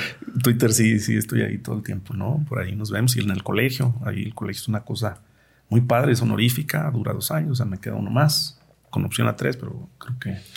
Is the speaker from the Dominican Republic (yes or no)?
no; Cerro del Cuatro, Jalisco, Mexico; yo pues crecí en el Cerro del 4, 30 años vivía allá